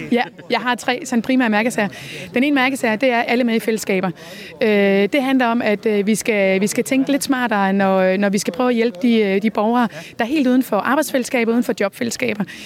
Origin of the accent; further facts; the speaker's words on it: West Jutland, Central Denmark Region, Denmark; accent: West Jutlandic; det kan du måske høre på mit accent. Jeg er fra Vestjylland og har altid, øh, altid boet her